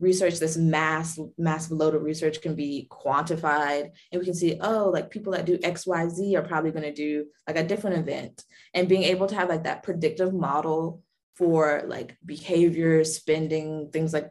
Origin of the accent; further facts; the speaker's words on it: Durham, North Carolina, United States; Durham, my hometown